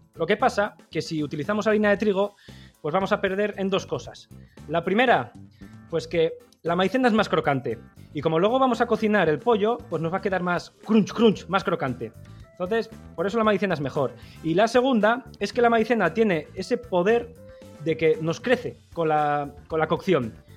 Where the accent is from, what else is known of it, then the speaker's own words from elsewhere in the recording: Basque Country, Spain; los vascos